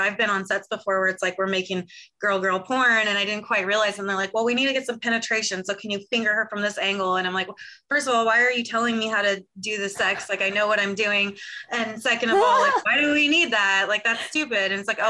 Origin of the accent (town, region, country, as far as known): California, United States; born or raised there